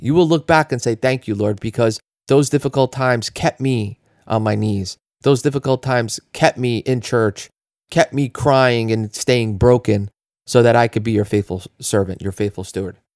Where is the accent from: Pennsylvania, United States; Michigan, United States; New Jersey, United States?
New Jersey, United States; we're from New Jersey